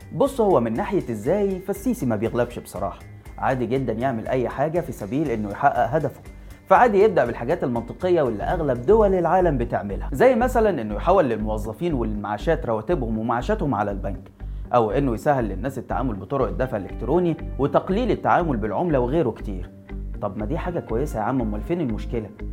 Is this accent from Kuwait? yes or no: no; Egypt; احنا كمصريين